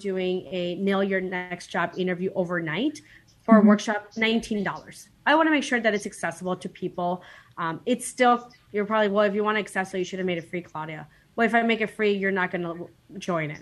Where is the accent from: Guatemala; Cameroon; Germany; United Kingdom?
Guatemala; moved away; I was born in Guatemala